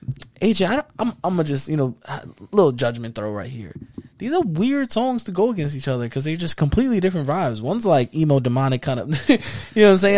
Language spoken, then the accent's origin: English; New York, United States; So, go with being from New York, right?